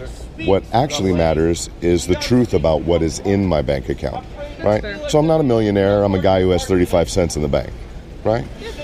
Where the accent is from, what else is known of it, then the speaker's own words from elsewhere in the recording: Davenport, Iowa, United States; I'm from Davenport, Iowa.